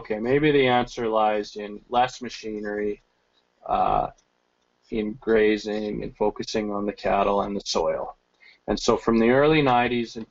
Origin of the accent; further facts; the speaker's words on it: Red Deer, Alberta, Canada; moved away as an adult; also born or lived in Algoma District, Ontario; I'm originally from Red Deer, but I spent a shift in Ontario